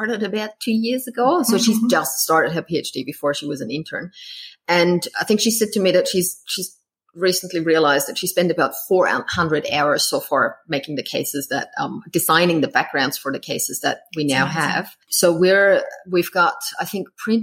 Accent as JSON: {"language": "English", "country": "Austria", "moved": "as an adult", "lives_now": "Queensland, Australia", "said": "I'm from Austria. I came over here 18 years ago"}